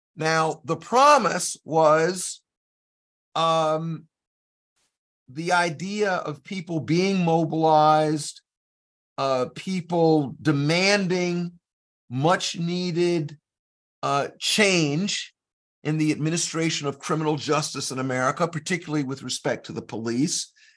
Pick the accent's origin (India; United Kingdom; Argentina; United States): United States; South Carolina; I'm from South Carolina